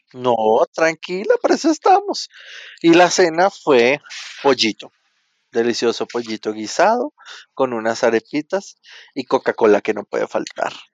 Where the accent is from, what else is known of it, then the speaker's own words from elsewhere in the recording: Venezuela; now in Bogotá, Colombia; yo soy venezolano, pero vivo en Bogotá